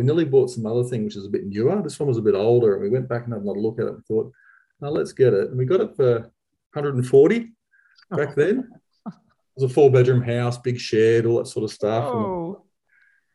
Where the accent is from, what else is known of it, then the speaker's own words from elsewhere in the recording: Victoria, Australia; moved away as an adult; also born or lived in Charters Towers / Townsville; I was born and raised in Victoria and studied in Bendigo